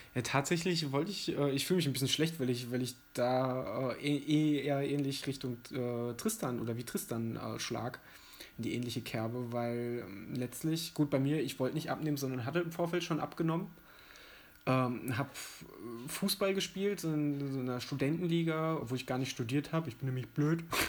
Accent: Mettmann, North Rhine-Westphalia, Germany; moved away; also born or lived in Giessen; in meine Heimatstadt zu fahren, nach äh, Mettmann in der Nähe von Düsseldorf und Wuppertal.

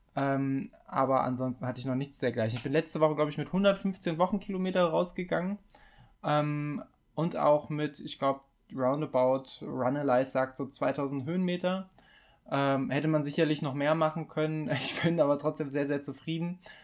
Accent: Mettmann, North Rhine-Westphalia, Germany; moved away; also born or lived in Giessen; in meine Heimat, na, äh, nach meiner Heimatstadt Mettmann

